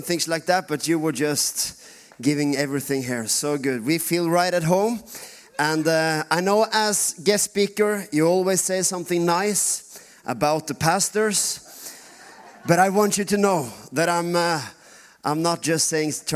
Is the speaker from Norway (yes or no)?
yes; Norway; first language Norwegian; English is a second language